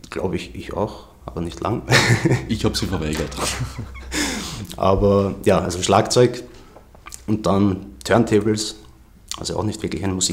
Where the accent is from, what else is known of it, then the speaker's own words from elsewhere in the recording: Vienna, Austria; born there; Einflüsse sind einfach Wien und mein Umfeld, weil ich bin ja in Wien geboren